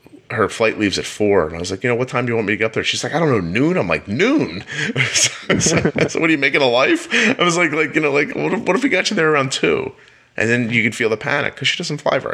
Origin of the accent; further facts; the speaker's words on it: Pennsylvania, United States; when I was 16, I grew up in Pennsylvania